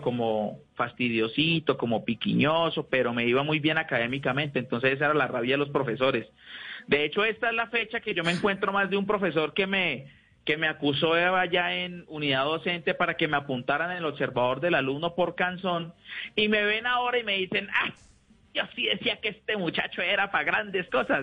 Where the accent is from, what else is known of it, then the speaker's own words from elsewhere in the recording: Neiva, Huila, Colombia; Yo soy de Neiva